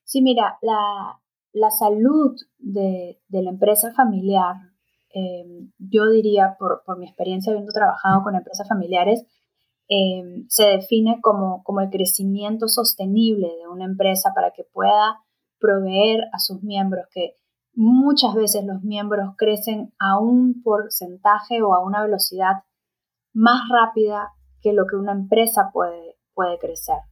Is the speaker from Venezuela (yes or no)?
no; Peru; Yo soy peruana